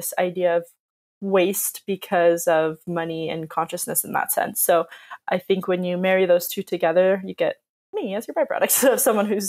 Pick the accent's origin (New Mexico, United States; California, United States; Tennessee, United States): California, United States; Southern; growing up in Southern California